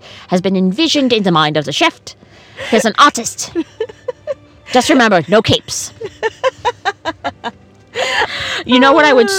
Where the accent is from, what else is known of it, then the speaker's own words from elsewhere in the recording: United States; I just feel like I'm an American and I live in America.